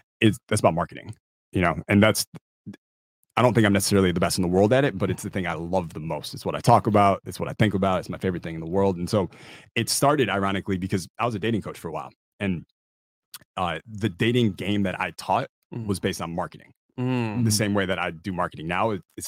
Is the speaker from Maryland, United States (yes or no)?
no; West Bloomfield, Michigan, United States; West Bloomfield, Michigan. {S0} Okay. {S3} So about 30 minutes outside of Detroit.